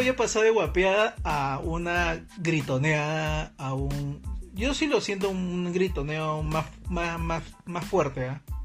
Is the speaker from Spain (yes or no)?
no; Peru; así somos los peruanos